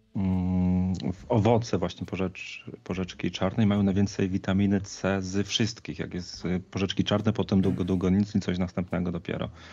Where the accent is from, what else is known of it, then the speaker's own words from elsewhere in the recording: Poland; moved away; pochodzę z Zagłębia, gdzie ludzie mają bardzo dużo truskawek